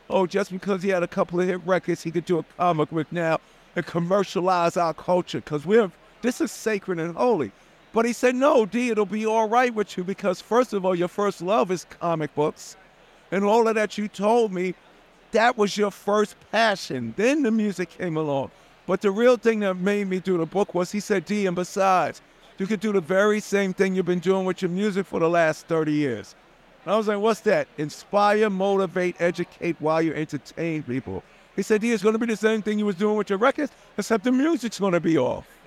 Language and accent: English; New York City, New York, United States; I come from Queens